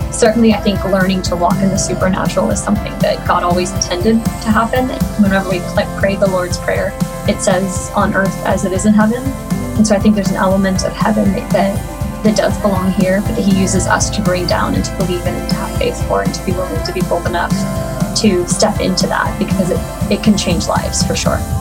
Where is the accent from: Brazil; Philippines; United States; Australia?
United States; Oklahoma; I am from Oklahoma. Uh, currently living around Norman, Oklahoma